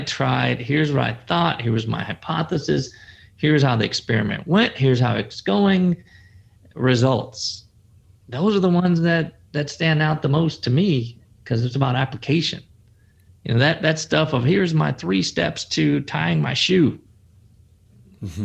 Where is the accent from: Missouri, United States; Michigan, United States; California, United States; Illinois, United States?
Illinois, United States; Chicago; I come from the Windy City, Chicago